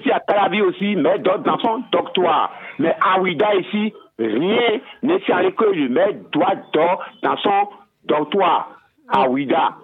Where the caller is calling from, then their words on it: Ouidah, Atlantique, Benin; Je vous appelle de Ouida, quartier Sobadi.